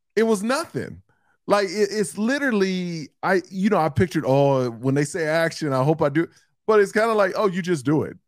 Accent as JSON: {"language": "English", "town": "Houston", "region": "Texas", "country": "United States", "said": "I'm from Houston"}